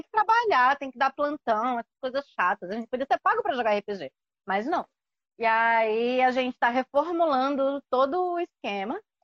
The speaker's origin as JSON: {"language": "Portuguese", "region": "São Paulo", "country": "Brazil", "tie": "born or raised there", "moved": "yes", "lives_now": "João Pessoa, Brazil", "said": "É, eu nasci em São Paulo, mas moro em João Pessoa"}